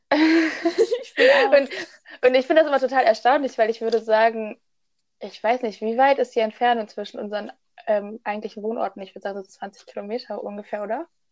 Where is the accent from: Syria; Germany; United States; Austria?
Germany; Oberbergischer Kreis, North Rhine-Westphalia